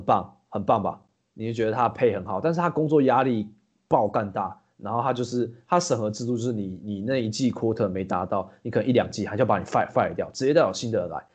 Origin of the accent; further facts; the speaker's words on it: Taiwan; moved away as an adult; now in Singapore; 因为我是台湾人